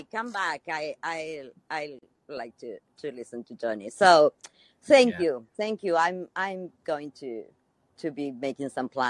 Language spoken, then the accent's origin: English; Argentina; I said I was from Argentina